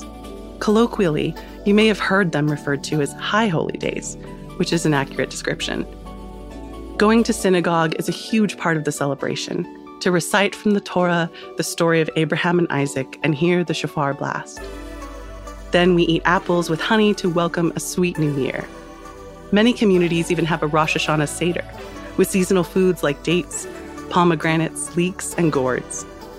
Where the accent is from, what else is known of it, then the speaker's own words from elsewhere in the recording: United States; as an American